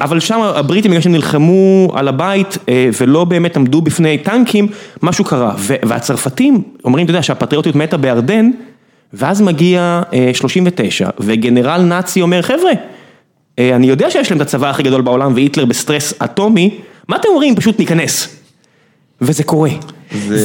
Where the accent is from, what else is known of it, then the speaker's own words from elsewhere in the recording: Beersheba, Southern District, Israel; אני באר שבעי